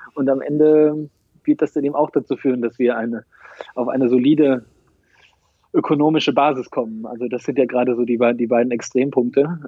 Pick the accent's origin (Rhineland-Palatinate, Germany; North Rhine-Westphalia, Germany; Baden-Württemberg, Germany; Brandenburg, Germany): North Rhine-Westphalia, Germany; also born or lived in South America; now in Dortmund, Germany; Im September 84 geboren in Ostwestfalen